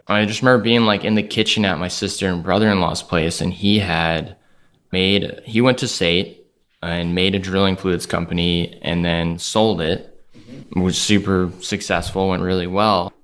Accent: Calgary, Alberta, Canada; Calgary, Alberta

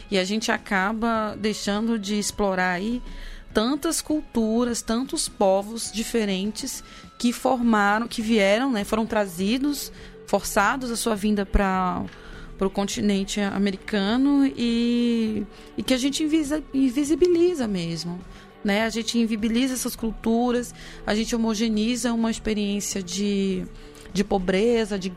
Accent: Cerrado, Brazil; Eu que sou nascida no Cerrado, o Cerrado é, é a nossa savana também.

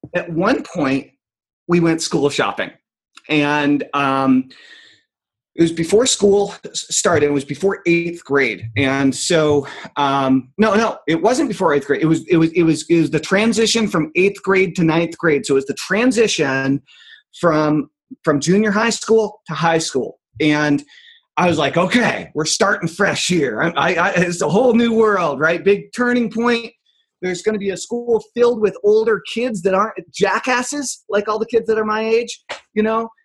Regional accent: Enfield, New Hampshire, United States; I grew up in Enfield, New Hampshire, very small town.

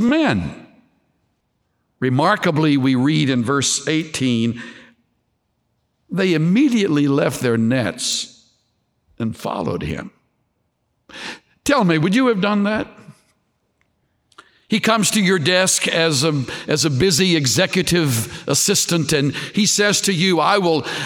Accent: South Texas, United States; I was raised in the Gulf waters of South Texas

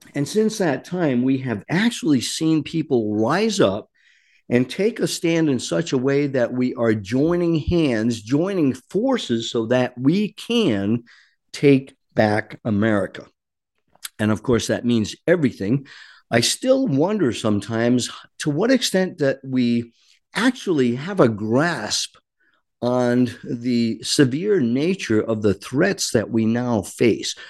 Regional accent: Rhode Island, United States; I am from Rhode Island, born and raised

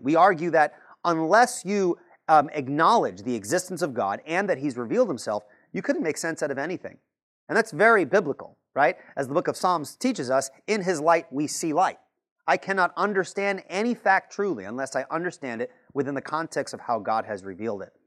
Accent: Patchogue, New York, United States; now in North Carolina, United States; Originally, I was born and raised in Patchogue, uh, New York, Long Island, right here

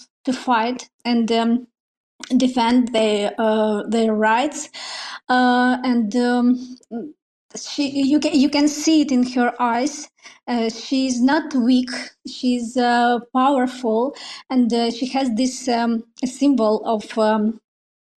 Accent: Moldova; English is a second language; Oh, I'm not from Russia, but yes, I'm Russian speaker. Yeah. I'm from a small country, Moldova

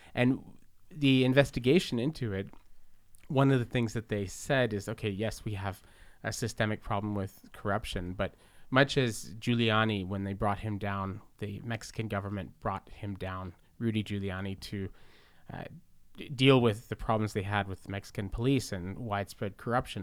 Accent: Montreal, Quebec, Canada; when I was a kid growing up in the Southwest in Verdun

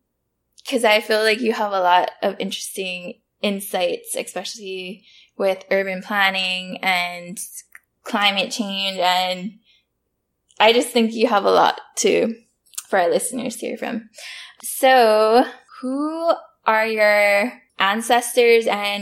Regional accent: Honolulu, Hawaii, United States; now in Texas, United States; I come from Papakulea, Oahu, but I'm now residing in Texas.

